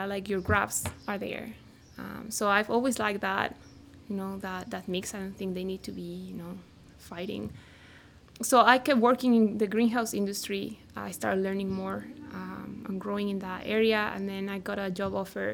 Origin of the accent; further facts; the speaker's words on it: central Mexico, Mexico; moved away; I was born and raised in Central Mexico